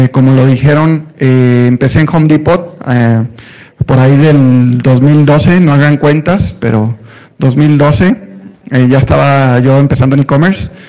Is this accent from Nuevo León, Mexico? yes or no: no; Tampico, Tamaulipas, Mexico; also born or lived in Monterrey; now in Mexico City, Mexico; Y luego me vine a Ciudad de México, si no hay en el acento regio o norteño, es porque estuve 20 años en Monterrey, soy de Tampico, Tamaulipas, no, no me maten, este, soy de Tampico